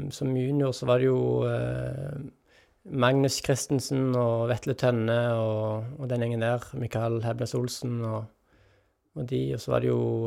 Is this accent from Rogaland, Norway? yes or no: yes; Jørpeland, Rogaland, Norway; now in Tananger, Norway; Stolt av å komme fra Jørpeland